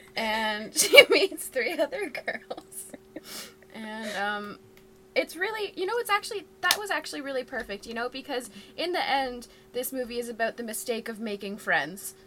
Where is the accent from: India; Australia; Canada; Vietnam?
Canada; Ontario; as a Canadian